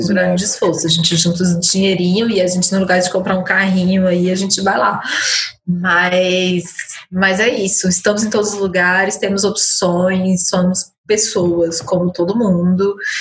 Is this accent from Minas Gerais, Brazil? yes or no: no; Ceilândia, Federal District, Brazil; influenciou demais, assim, porque foi onde eu cresci